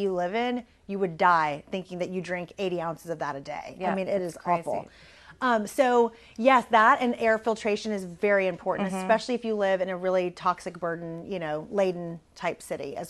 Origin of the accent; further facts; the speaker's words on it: Corpus Christi, Texas, United States; I grew up in Corpus, which is, you know, kind of small